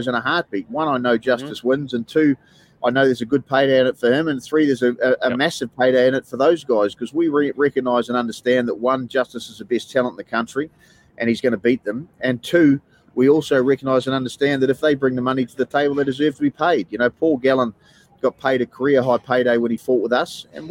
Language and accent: English; New Zealand; now in Australia; I come from New Zealand